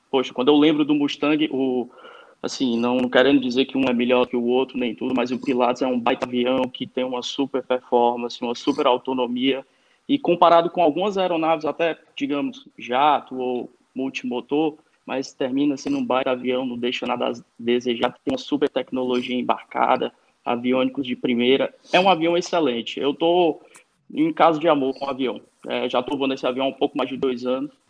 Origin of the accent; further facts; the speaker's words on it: Parnaíba, Piauí, Brazil; also born or lived in Florida, United States / Texas, United States; now in Fortaleza, Brazil; Eu moro em Fortaleza, mas sou piauiense. Mas eu sou Olha. da parte boa do Piauí, sou do litoral de Parnaíba.